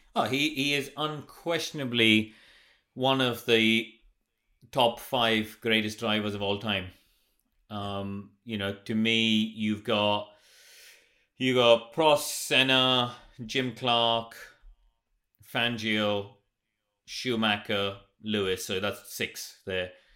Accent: India; moved away; when I grew up in India, we didn't have any karting

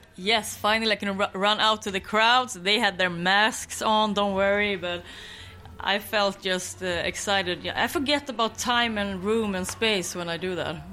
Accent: Skåne, Sweden; English is a second language; moved away; my hometown in Skåne to visit my mother

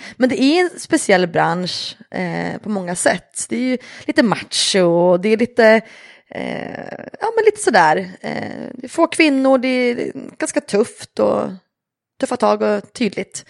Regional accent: Östersund, Jämtland, Sweden; jag är uppväxt i Jämtland, i Östersund

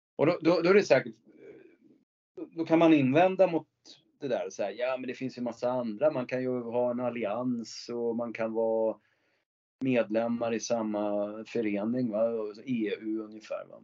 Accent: Sweden; som svensk

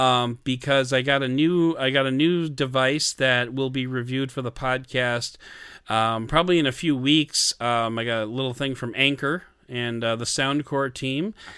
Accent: Canada; I'm Canadian, I do Canadian threes

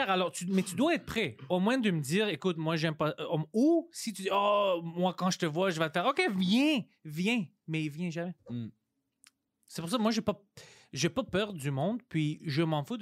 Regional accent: Montreal, Quebec, Canada; C'est moi, je viens ici, moi, je viens de Parkex.

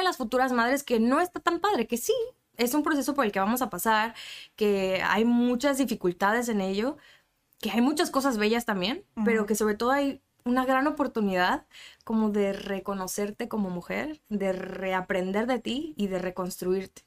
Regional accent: Mexico City, Mexico; now in Tijuana, Mexico; Yo soy de la Ciudad de México

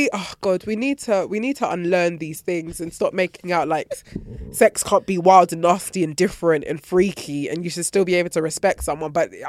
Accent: Nigeria; moved away; This is my homecoming because I haven't been to Nigeria in like over. Anyway, last time I was there was when I was 17.

